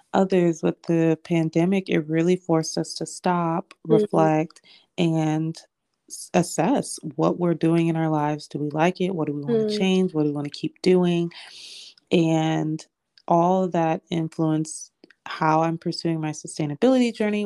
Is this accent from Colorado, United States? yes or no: no; Florida, United States; I born and raised in Florida